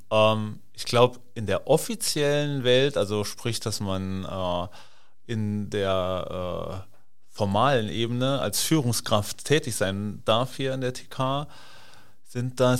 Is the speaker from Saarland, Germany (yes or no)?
yes; Saarland, Germany; now in Hamburg, Germany; bin gebürtiger Saarländer und äh, bin verheiratet, eine Tochter, eine Stieftochter und ja, lebe jetzt seit neun Jahren hier in Hamburg